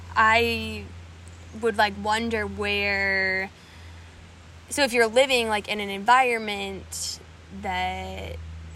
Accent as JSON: {"language": "English", "region": "Colorado", "country": "United States", "tie": "born or raised there", "also_born_or_lived": "California", "moved": "yes", "said": "I grew up in Colorado and then I lived in California and then I moved here."}